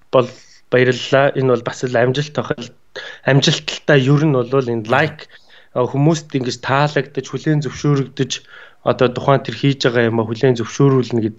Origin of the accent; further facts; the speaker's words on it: Nalaikh, Ulaanbaatar, Mongolia; moved away; also born or lived in Stockholm, Sweden; Тэнд бол төрж өссөн. А тэгээд Улаанбаатар хотод шилжиж орж ирсэн налаахын уугуул.